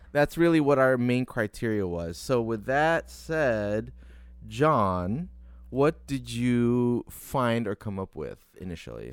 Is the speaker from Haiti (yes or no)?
no; Detroit, Michigan, United States; moved away; also born or lived in Chicago; growing up in Detroit